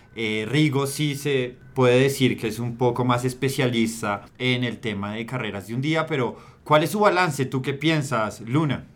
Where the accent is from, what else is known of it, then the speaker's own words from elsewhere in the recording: Colombia; nosotros tenemos como colombianos